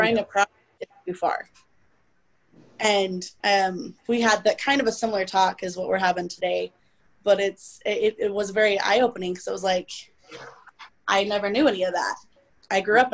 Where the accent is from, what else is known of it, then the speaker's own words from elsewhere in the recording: United States; also born or lived in Idaho / Utah; I grew up in Idaho and Utah, okay, two predominantly white states